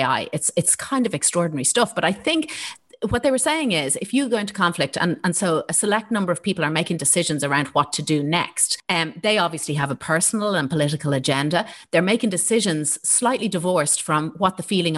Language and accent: English; Ireland; our own identity as Irish people